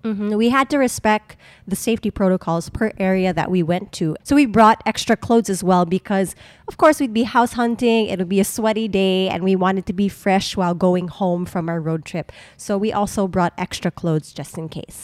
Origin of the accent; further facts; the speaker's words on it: Subic, Central Luzon, Philippines; moved away; We've been taking road trips to my hometown, Subic, because we are still a resident.